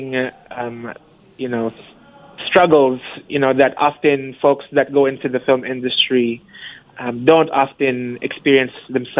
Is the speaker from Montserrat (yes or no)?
no; Philippines; moved away; growing up in the Philippines